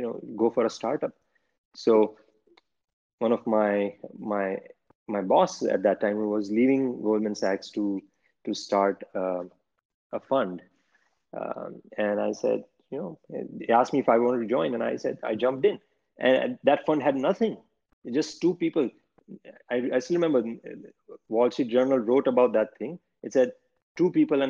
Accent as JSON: {"language": "English", "region": "Gujarat", "country": "India", "tie": "born or raised there", "moved": "as an adult", "lives_now": "New York, United States", "said": "I grew up in India"}